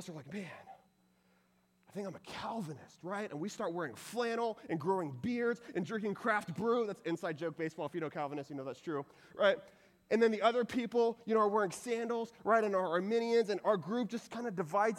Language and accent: English; Texas, United States; I'm from Texas